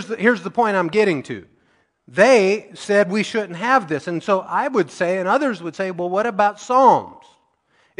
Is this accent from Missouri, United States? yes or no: yes; Missouri, United States; the people that started our church that I grew up in Missouri